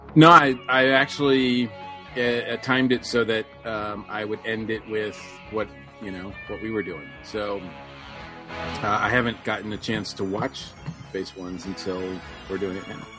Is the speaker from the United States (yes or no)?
yes; Massachusetts, United States; growing up in Massachusetts